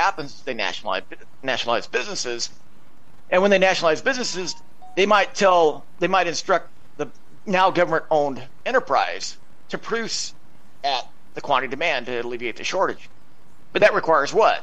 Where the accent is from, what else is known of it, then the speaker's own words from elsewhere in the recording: Idaho, United States; I grew up in Idaho